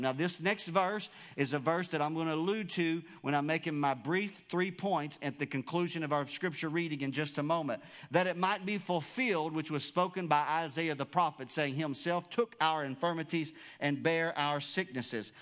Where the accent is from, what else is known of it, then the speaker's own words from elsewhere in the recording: United States; You and I, as American citizens